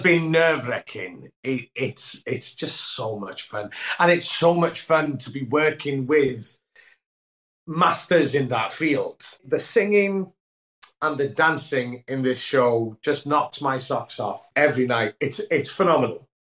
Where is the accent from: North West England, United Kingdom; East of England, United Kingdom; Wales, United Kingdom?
Wales, United Kingdom; first language Welsh; English is a second language; moved away as an adult; my first language is Welsh